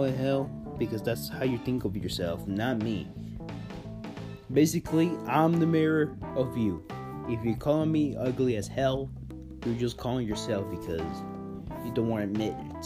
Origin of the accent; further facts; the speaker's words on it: Chihuahua, Mexico; I am Hispanic, I'm Mexican. I'm fully blooded Mexican. I was born in Chihuahua, Mexico, 17 years ago